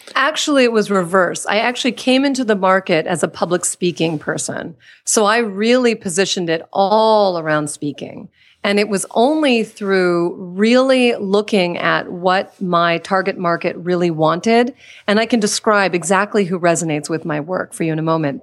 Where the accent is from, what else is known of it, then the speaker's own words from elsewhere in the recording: Washington, District of Columbia, United States; moved away as an adult; also born or lived in Pittsburgh, Pennsylvania; now in California, United States; I was born in Pittsburgh, Pennsylvania, then spent most of my childhood in Washington, D C.